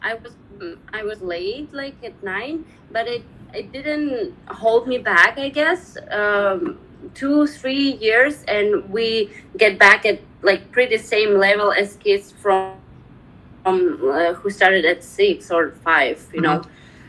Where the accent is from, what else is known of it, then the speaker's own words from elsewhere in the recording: Kazakhstan; also born or lived in Ust-Kamenogorsk; I grew up in post-Soviet Union area. It's a Kazakhstan country.